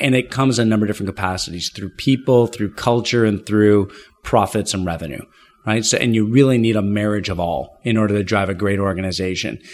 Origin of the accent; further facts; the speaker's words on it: Ottawa, Ontario, Canada; moved away as an adult; now in Toronto, Canada; I was born and raised in Ottawa, Canada, nation's capital.